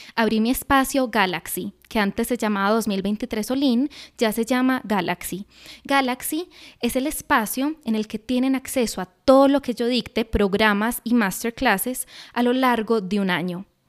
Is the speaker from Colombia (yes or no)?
yes; Colombia